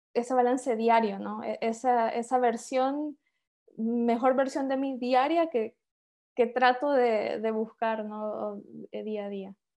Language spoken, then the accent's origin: Spanish; San Pedro Sula, Cortés, Honduras; moved away as an adult; also born or lived in Guatemala; now in Denmark; yo soy hondureña, em, nací y crecí en Honduras, eh, de San Pedro Sula específicamente